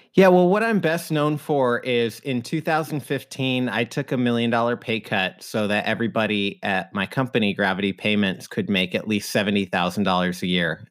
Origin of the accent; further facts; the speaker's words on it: Idaho, United States; now in Seattle, United States; I grew up in Idaho